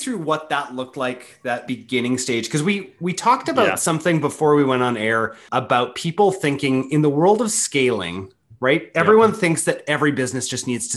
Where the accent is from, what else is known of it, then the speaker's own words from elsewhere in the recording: Canada; a Canadian, you know, who's used to a much more like regulated sort of culture